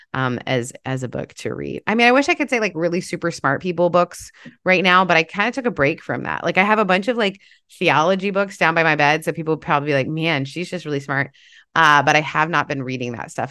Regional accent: Canada; I grew up in Canada

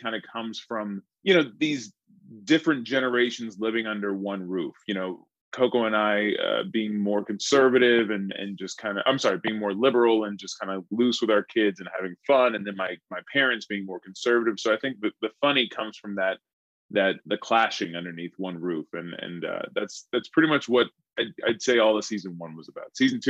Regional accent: Columbus, Georgia, United States; their journey to go back to my hometown, which is Columbus, Georgia.

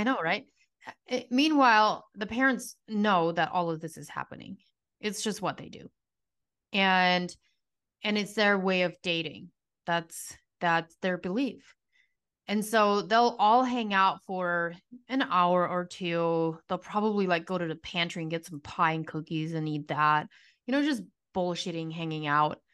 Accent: United States; now in Arizona, United States; I grew up in the strictest form of Amish community that you can grow up

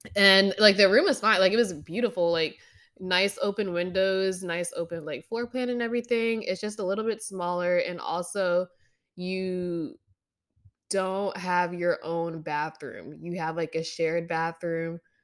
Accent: Pennsylvania, United States; moved away as an adult; now in Oregon, United States; I grew up in Pennsylvania

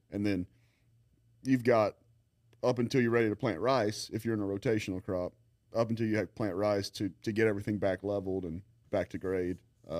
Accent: Lafayette, Louisiana, United States; No, man, I grew up in Lafayette, went to St. Thomas More, went to LSU, UL, did all

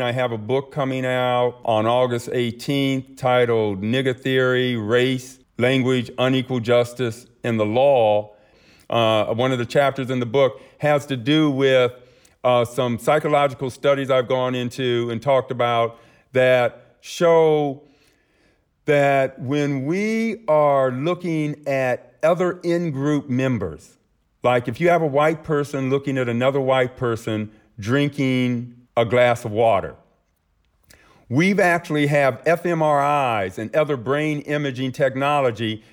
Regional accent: Akron, Ohio, United States; my hometown of Akron, Ohio

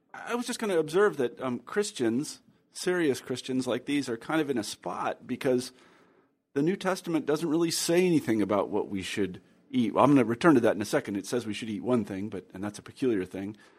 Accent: Midwest, United States; growing up in the Midwest

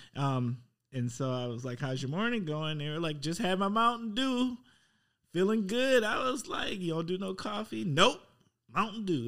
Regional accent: Milwaukee, Wisconsin, United States; moved away; I'm from Milwaukee.

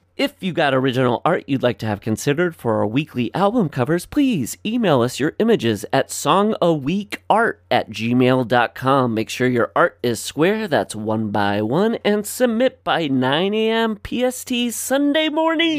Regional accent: Northwest Iowa, United States; We have Fox now where I grew up in Northwest Iowa

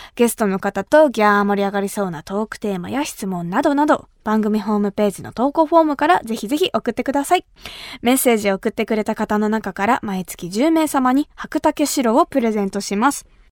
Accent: Kumamoto, Japan; 私が生まれ育った熊本

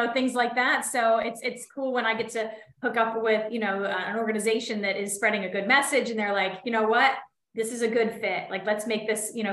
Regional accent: Clarion, Pennsylvania, United States; I am from Clarion, Pennsylvania, about 2 hours outside of Pittsburgh. I am now living in my hometown

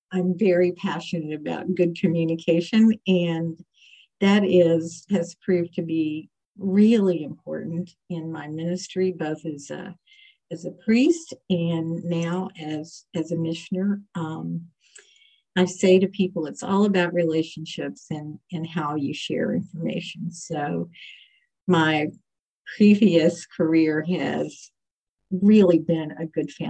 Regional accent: West Virginia, United States; moved away as an adult; also born or lived in Washington, D.C.; now in Portsmouth, United States; I grew up in West Virginia

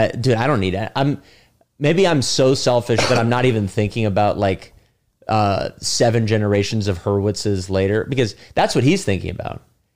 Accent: San Francisco, California, United States; moved away as an adult; also born or lived in Los Angeles; now in New York, United States; I was living in LA. I'm from San Francisco

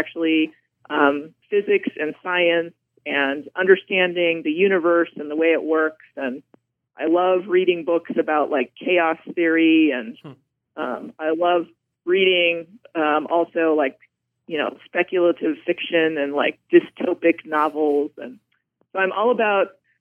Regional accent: Blackfeet Reservation, Montana, United States; I'm actually from Montana. I grew up on the Blackfeet Reservation, and my family still continues to live there

